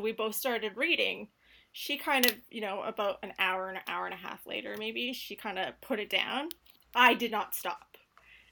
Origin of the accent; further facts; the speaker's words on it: Canada; I am Canadian, so I'll start off by saying I'm from Canada